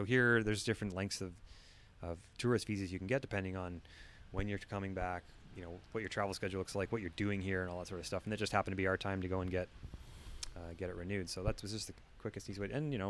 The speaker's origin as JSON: {"language": "English", "country": "Canada", "moved": "yes", "said": "where we're coming from Canada, you can have bears roaming your neighborhood."}